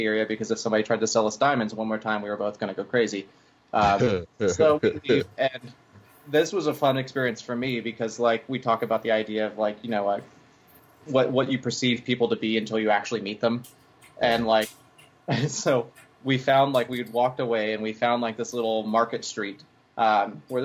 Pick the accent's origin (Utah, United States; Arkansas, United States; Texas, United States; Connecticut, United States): Texas, United States; Texarkana; moved away; I'm from Texarkana, which is like the most far east northeast corner of Texas